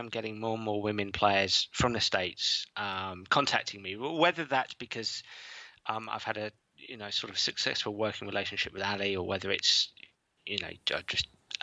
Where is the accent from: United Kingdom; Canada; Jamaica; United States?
United Kingdom; England; being English